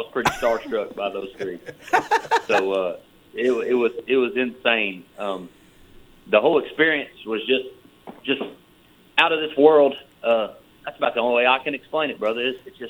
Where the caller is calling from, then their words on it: Benton, Tennessee, United States; I'm calling you from Benton, Tennessee.